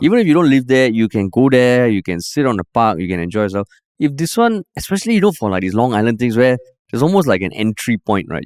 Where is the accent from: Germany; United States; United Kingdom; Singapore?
Singapore; East Region; I grew up in the Far East